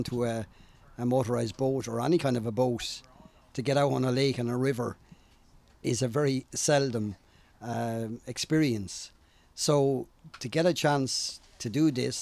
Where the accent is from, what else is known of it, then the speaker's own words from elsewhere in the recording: Portlaoise, Leinster, Ireland; I'm from Portlaoise